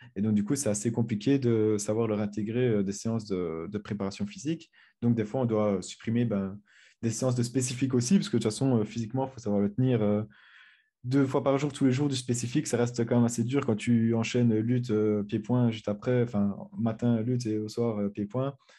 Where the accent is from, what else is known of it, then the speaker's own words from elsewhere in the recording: Belgium; comme je suis belge